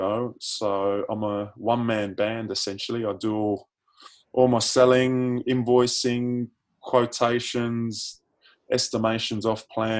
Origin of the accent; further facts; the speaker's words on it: Sydney, New South Wales, Australia; also born or lived in United Kingdom; now in Adelaide, Australia; I'm an honorary South Australian now, I'm originally from Sydney